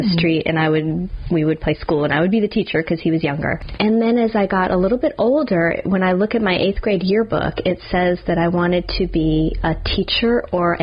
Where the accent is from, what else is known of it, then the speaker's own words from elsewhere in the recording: New Jersey, United States; moved away as an adult; also born or lived in Alabama; now in New Orleans, United States; moving away from where I grew up in New Jersey all the way to Alabama